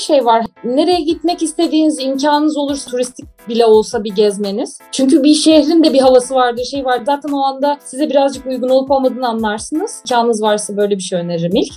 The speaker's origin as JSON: {"language": "Turkish", "country": "Turkey", "moved": "as an adult", "lives_now": "Netherlands", "said": "Ben zaten Türkiye'den geliyorum"}